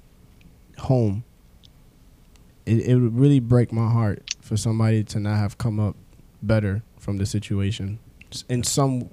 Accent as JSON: {"language": "English", "town": "New York City", "region": "New York", "country": "United States", "tie": "born or raised there", "said": "I'm a kid from the Bronx"}